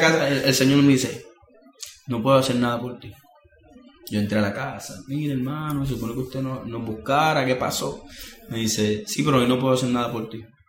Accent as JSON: {"language": "Spanish", "country": "Puerto Rico", "said": "todo lo que nosotros somos como puertorriqueños"}